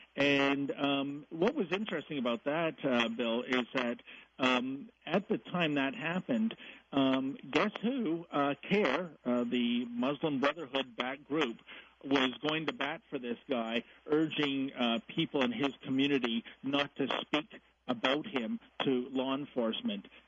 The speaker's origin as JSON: {"language": "English", "country": "Canada", "said": "I'm a Canadian."}